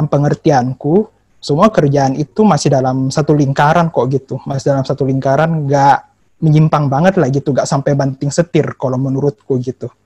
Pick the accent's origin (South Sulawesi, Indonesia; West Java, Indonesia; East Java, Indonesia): South Sulawesi, Indonesia; Makassar; moved away; also born or lived in Jakarta; Jadi sebenarnya sih kemarin asal asalku itu dari Makassar, Sulawesi Selatan. Tapi sempat merantau ke Jakarta juga